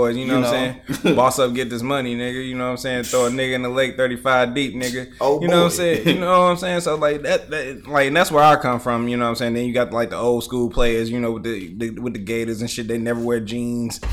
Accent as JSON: {"language": "English", "town": "Detroit", "region": "Michigan", "country": "United States", "said": "I'm like, from here, from 48221. That's where I live at."}